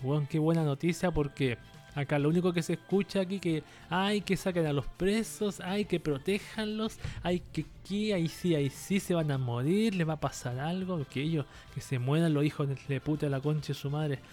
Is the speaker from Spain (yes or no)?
no; Chile; acá en mi país, en Chile